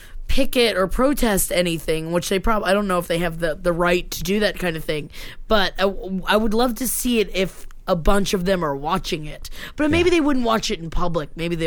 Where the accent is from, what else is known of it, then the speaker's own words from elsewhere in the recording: Florida, United States; my hometown in Florida is about 20 minutes away from the hubbub of L. Ron Hubbard and all of Scientology.